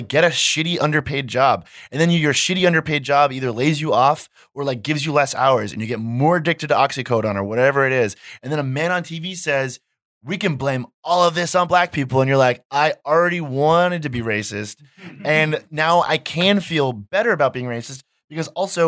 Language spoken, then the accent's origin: English; Massachusetts, United States; I'm from Massachusetts, which is like one of the opioid crisis epicenters.